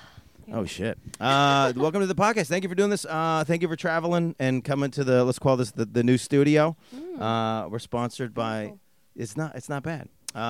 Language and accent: English; East Coast, United States